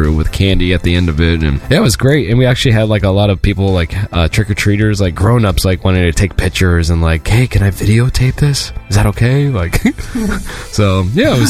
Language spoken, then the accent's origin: English; Ventura, California, United States; Ventura, which is my hometown